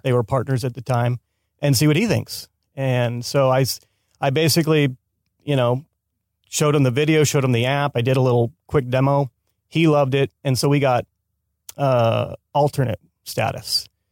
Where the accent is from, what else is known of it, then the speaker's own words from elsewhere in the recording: Escondido, California, United States; moved away as an adult; now in Los Angeles, United States; born and raised in San Diego